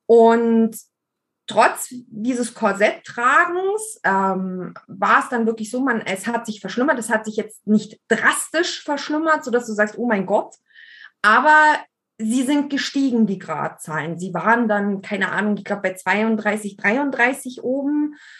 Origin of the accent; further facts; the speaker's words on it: Allgäu, Bavaria, Germany; ich bin im Allgäu geboren